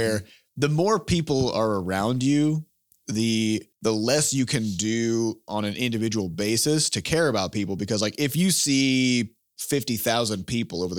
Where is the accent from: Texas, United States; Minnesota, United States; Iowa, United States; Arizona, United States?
Iowa, United States; we're from Iowa, which mm-hmm. is a farming state.